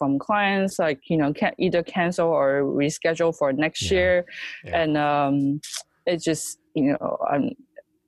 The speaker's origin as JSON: {"language": "English", "country": "China", "second_language": "English", "moved": "yes", "lives_now": "United States", "said": "we were in China, so we went back for Chinese New Year"}